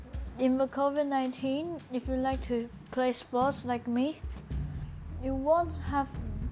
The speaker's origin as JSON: {"language": "English", "country": "Taiwan", "said": "I come from Taiwan. I'm 12."}